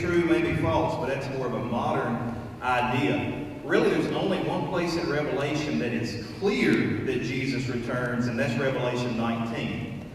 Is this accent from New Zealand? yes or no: no; United States; as American Christians